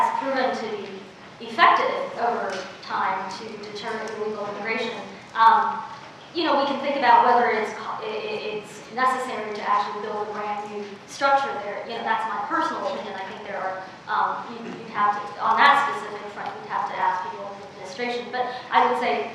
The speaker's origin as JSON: {"language": "English", "town": "Oakland", "region": "California", "country": "United States", "tie": "born or raised there", "also_born_or_lived": "China", "second_language": "English", "said": "I grew up in Oakland"}